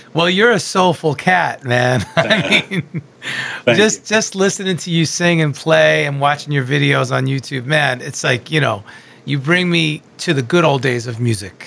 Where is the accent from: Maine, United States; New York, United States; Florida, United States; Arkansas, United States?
New York, United States; Long Island; I'm from Long Island, or as I say, Strong Island